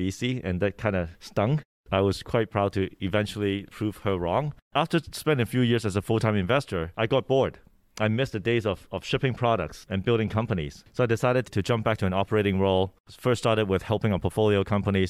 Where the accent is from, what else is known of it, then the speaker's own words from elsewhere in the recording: Hong Kong; English is a second language; moved away; also born or lived in Vancouver, Canada; I was born in Hong Kong and grew up partly there, partly in Vancouver, Canada